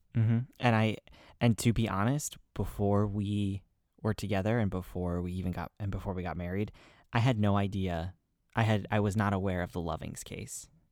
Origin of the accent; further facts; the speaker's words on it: New England, United States; I'm from New England